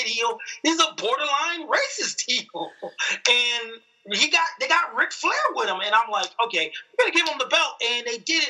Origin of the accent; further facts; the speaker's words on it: Georgia, United States; moved away; I'm from Georgia